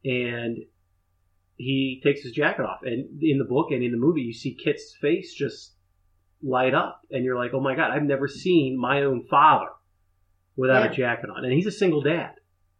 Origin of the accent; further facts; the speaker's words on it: Upper Arlington, Ohio, United States; I grew up in Upper Arlington, and that's where Jack Nicklaus is from.